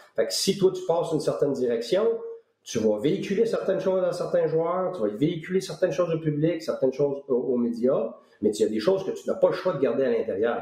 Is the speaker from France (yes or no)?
no; Quebec, Canada; moved away as an adult; also born or lived in Tampa; ça fait 12 ans que je suis parti du Québec